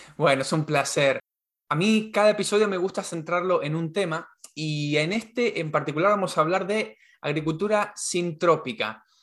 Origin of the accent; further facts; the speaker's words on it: Argentina; en Argentina tenemos todo soja transgénica